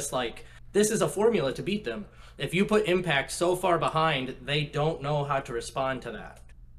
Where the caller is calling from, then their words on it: Portland, Oregon, United States; Portland, Oregon.